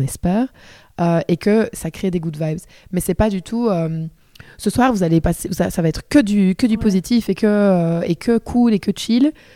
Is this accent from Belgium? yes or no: yes; Liège, Wallonia, Belgium; accent: Liège; je suis de Liège. Euh, j'espère que ça ne s'entendra pas, même si j'adore l'accent